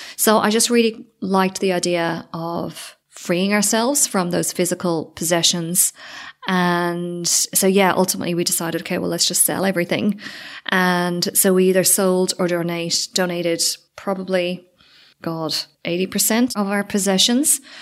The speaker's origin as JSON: {"language": "English", "country": "Ireland", "also_born_or_lived": "Sydney, Australia", "moved": "yes", "lives_now": "Spain", "said": "I don't know if I'm too Irish"}